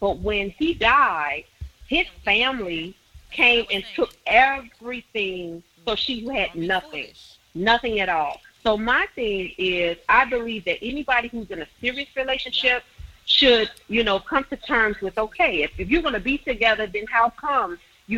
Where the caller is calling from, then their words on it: Chicago, Illinois, United States; I'm calling from Chicago, Illinois.